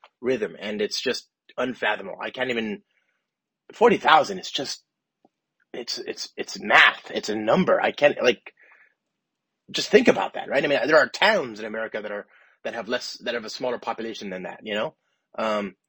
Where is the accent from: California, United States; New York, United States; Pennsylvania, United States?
California, United States; Los Angeles; now in San Francisco, United States; I live in San Francisco, but I'm from Los Angeles